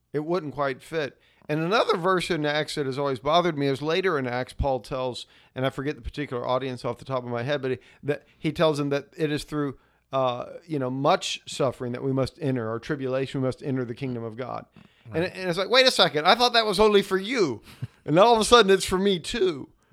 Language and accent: English; United States